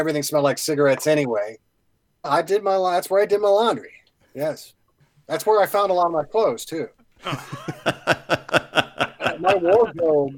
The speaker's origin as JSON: {"language": "English", "area": "Madison Township", "region": "Ohio", "country": "United States", "tie": "born or raised there", "also_born_or_lived": "Oxford, Ohio", "moved": "as an adult", "lives_now": "Cincinnati, United States", "said": "I grew up in Madison Township, went to school in Oxford."}